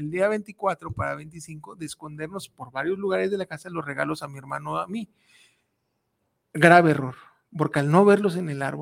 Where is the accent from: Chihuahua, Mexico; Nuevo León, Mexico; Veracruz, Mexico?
Veracruz, Mexico; now in Guadalajara, Mexico; yo soy jarocho